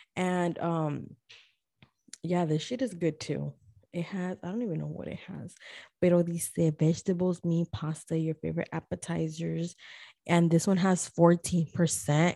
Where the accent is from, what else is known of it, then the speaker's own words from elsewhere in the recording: Guatemala; I am from Guatemala